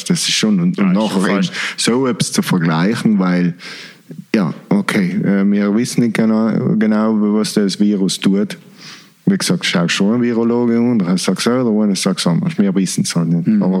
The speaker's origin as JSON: {"language": "German", "region": "East Germany", "country": "Germany", "tie": "born or raised there", "said": "ich bin in der DDR aufgewachsen, dann war schon der gleiche Scheiß."}